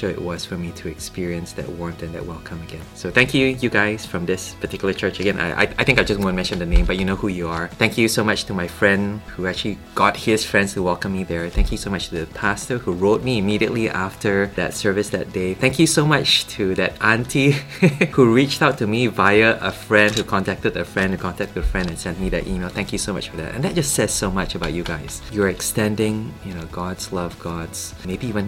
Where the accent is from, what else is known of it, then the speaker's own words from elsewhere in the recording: Malaysia; moved away as an adult; now in Cambridge, United Kingdom; back home in Malaysia